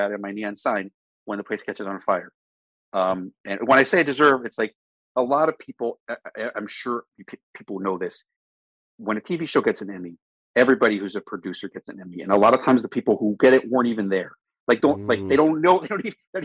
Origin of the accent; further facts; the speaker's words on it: Maryland, United States; I'm from Maryland